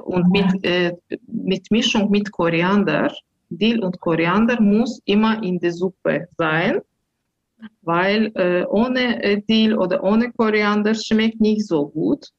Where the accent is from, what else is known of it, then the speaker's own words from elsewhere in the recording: Baku, Azerbaijan; German is a second language; now in Herten, Germany; Ich bin in der Hauptstadt Baku am Kaspischen Meer aufgewachsen